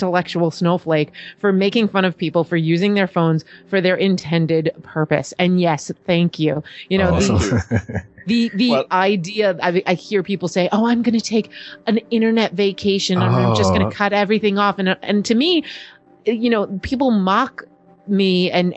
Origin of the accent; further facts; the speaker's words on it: New York, United States; I'm from New York.